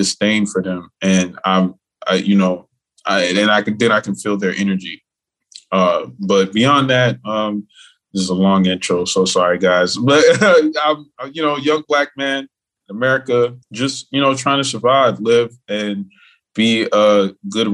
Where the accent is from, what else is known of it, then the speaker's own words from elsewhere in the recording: Miami, Florida, United States; Born and raised in Miami, Florida